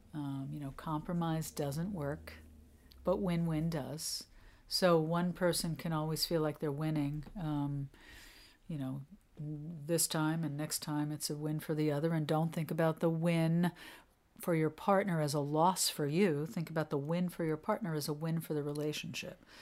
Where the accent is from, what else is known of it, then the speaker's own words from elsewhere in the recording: New York, United States; moved away as an adult; now in New England, United States; I'm a New Yorker. I'm not a New Englander. I mean, I you know I lived in New York till I was forty, so I consider myself a New Yorker